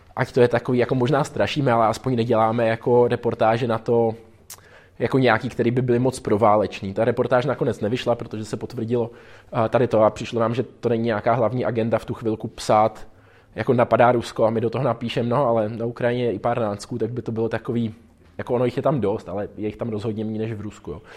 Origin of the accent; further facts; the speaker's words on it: Czechia; jsme z Česka